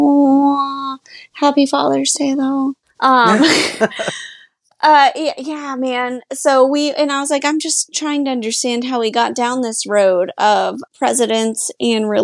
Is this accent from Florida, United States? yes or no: yes; Polk County, Florida, United States; now in Orlando, United States; where I grew up in Polk County